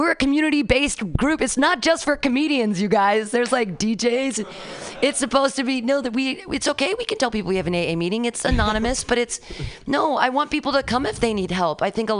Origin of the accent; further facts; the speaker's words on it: California, United States; I'm a Californian.